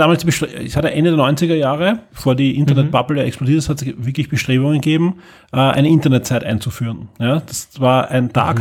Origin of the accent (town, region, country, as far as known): Austria